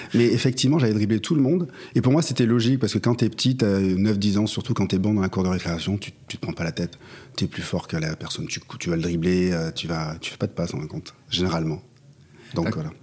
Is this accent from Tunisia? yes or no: no; Pau, Nouvelle-Aquitaine, France; moved away as an adult; also born or lived in Paris / Marseille; Je viens de Pau, petite ville euh, du sud-ouest